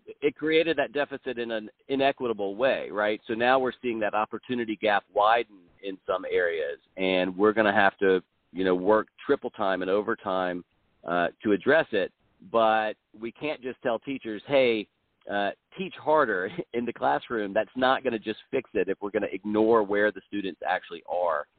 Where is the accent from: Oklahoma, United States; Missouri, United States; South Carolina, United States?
South Carolina, United States; I'm originally from South Carolina, but I, I moved away for college and law school, and then moved to, back to Columbia in 2000.